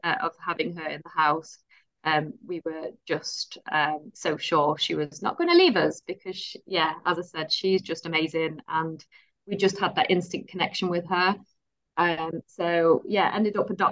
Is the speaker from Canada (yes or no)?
no; Netherlands; moved away as an adult; also born or lived in Dubai; now in West Yorkshire, United Kingdom; am from Holland originally, but I've got a British mother and a British husband